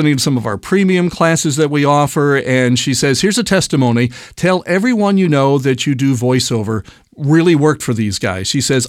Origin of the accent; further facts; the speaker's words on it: United States; now in Australia; Hi, I'm an American living in Eastern Australia where I've fallen into VO and I can't get up.